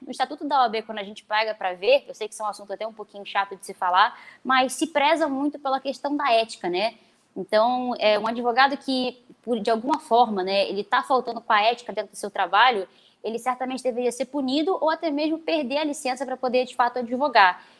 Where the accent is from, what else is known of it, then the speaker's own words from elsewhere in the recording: Rio de Janeiro, Brazil; eu sou aqui da cidade do Rio de Janeiro